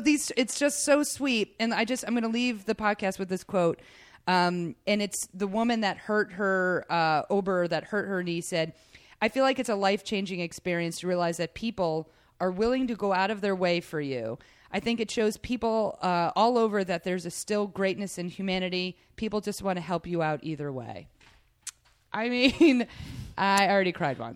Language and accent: English; Rhode Island, United States; also born or lived in New York; now in Los Angeles, United States; growing up in Rhode Island, everyone was wicked